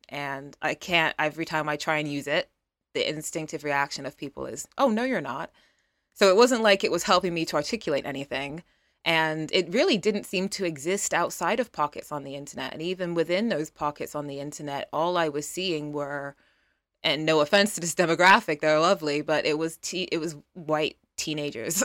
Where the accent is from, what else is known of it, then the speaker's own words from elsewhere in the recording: United Kingdom; I am a British model